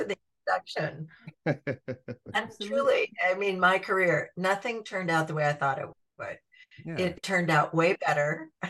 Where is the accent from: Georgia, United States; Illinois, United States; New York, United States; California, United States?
California, United States; Anaheim; I grew up in Anaheim